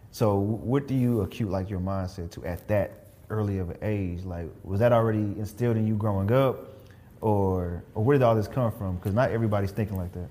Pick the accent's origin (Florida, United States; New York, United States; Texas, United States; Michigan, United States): Texas, United States; Killeen; I'm from Killeen